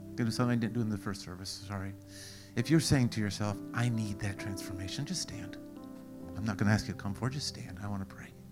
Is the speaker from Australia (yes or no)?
no; Canada; I'm Canadian